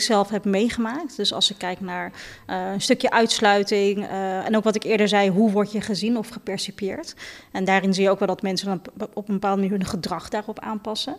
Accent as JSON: {"language": "Dutch", "country": "Netherlands", "tie": "born or raised there", "said": "ik ben in Nederland geboren en getogen"}